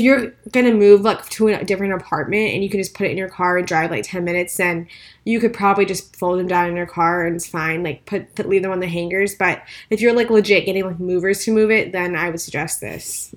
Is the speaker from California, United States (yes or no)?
no; El Paso, Texas, United States; moved away; We grew up in El Paso, so pretty much, like, Arizona climate